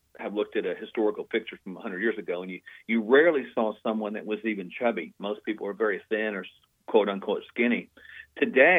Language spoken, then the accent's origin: English; Oklahoma, United States; my home state of Oklahoma